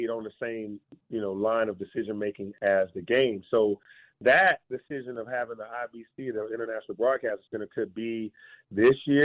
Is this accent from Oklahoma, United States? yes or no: no; Atlanta, Georgia, United States; My hometown